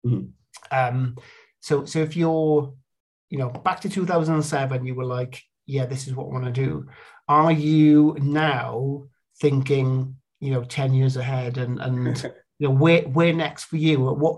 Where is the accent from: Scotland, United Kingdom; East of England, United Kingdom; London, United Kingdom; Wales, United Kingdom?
Wales, United Kingdom; the Welsh Valleys; growing up in the Welsh Valleys, there wasn't an awful lot of diversity